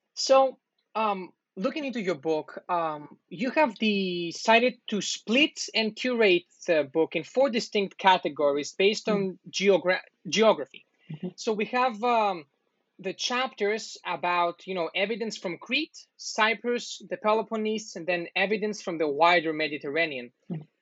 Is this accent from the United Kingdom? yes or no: no; Greece; I'm also from Greece